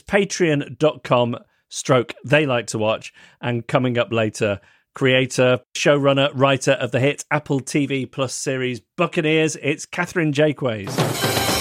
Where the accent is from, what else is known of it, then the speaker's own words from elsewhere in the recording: Manchester, North West England, United Kingdom; Withington Hospital, which is the hospital where I was born in Manchester.